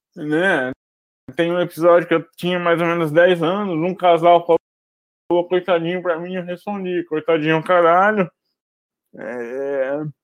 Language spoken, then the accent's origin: Portuguese; Brazil; moved away as an adult; now in Rio de Janeiro, Brazil; Eu nasci em Barrança e moro aqui no Rio desde 2004